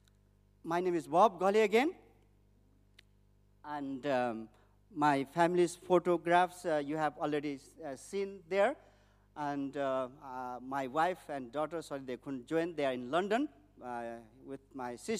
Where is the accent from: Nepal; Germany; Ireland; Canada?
Nepal; born or raised there